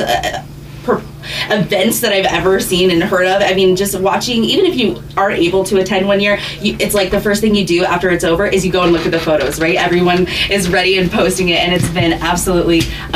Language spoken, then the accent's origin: English; Juneau, Alaska, United States; now in Ketchikan, United States; I'm from Juneau